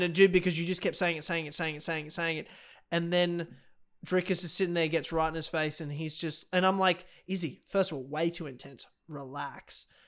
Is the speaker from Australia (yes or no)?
yes; Australia; I'm fucking Australian